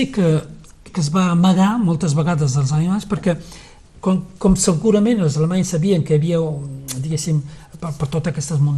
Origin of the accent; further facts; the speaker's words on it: Cerbère, Occitania, France; moved away as an adult; also born or lived in Perpignan; now in Llançà, Spain; Cervera és el meu poble, sí.